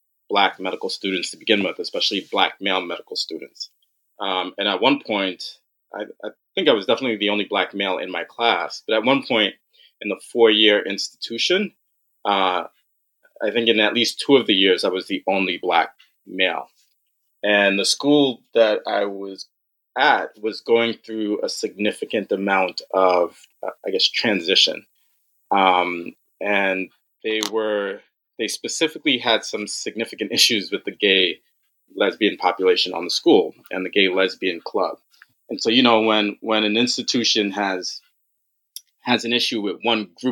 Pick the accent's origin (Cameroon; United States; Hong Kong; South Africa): United States; New York City, New York; I'm born and raised in New York, actually in Brooklyn and Queens